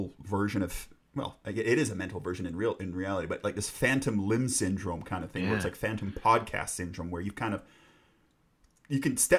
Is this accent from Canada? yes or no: yes; Canada; moved away as an adult; now in United Kingdom; growing up in Canada